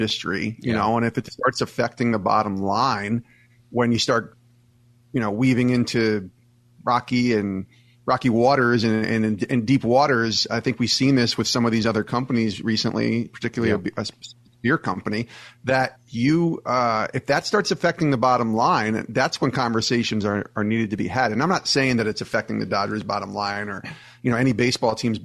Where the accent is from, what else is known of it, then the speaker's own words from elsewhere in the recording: New York, United States; I grew up in New York